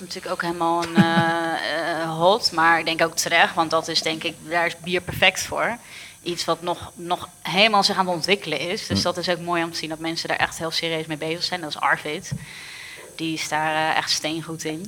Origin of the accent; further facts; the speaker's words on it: Rotterdam, South Holland, Netherlands; ik ben een Rotterdammer echt een hart en nieren